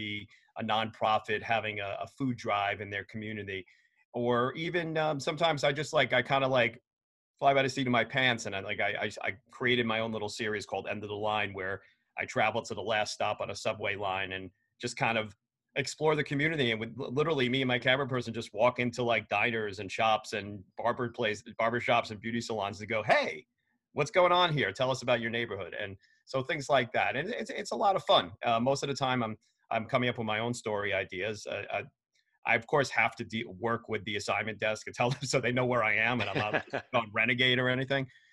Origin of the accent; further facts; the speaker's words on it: New York City, New York, United States; I grew up in New York City in Queens